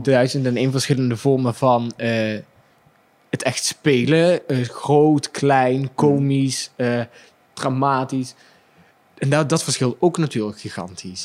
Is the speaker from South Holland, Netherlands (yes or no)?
no; Limburg, Netherlands; accent: singing Limburg accent; ik als Limburger met mijn zingende accent